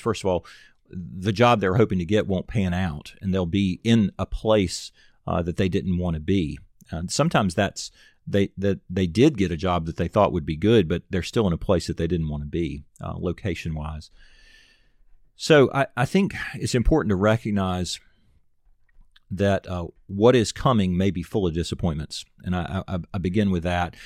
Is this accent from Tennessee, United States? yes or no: yes; Nashville, Tennessee, United States; also born or lived in Auburn; I'm from Nashville